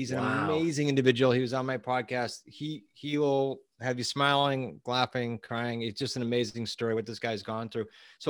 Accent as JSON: {"language": "English", "region": "New England", "country": "United States", "said": "We are from New England."}